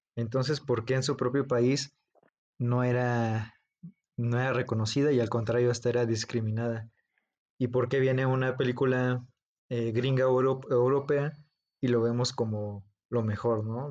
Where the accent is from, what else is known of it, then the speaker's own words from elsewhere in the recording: Mexico; en nuestro, en nuestro país, en México